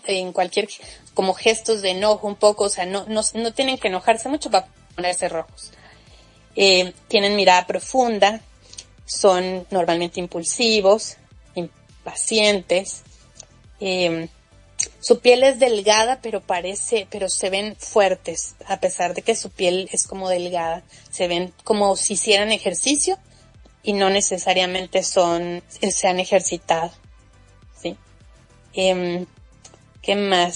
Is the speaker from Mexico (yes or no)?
yes; Mexico; yo soy mexicana